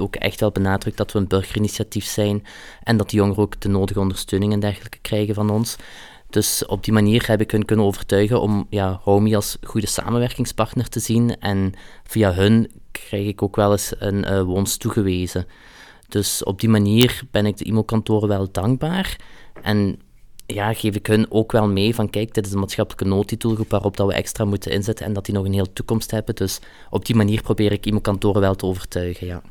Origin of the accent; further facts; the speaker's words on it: Flanders, Belgium; also born or lived in Hasselt; ik ben hier geboren en getogen